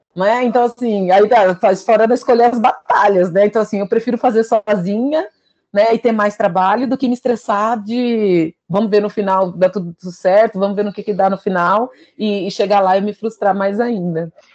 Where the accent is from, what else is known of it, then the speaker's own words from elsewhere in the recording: São Paulo, Brazil; eu sou aqui de São Paulo